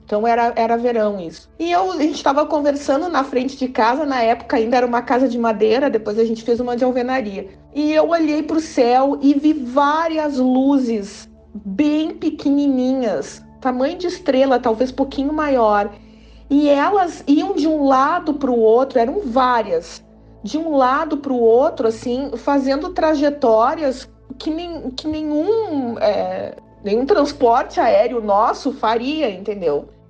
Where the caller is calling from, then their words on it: Rio Grande do Sul, Brazil; eu sou do Rio Grande do Sul